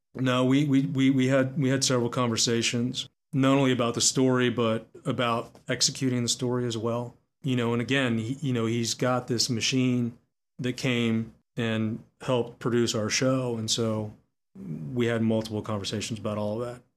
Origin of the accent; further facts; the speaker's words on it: Texas, United States; Growing up in Texas